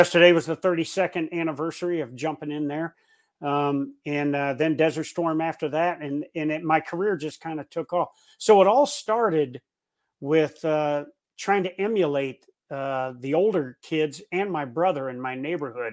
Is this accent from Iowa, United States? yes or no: yes; Davenport, Iowa, United States; I grew up in Davenport, Iowa, Quad Cities, USA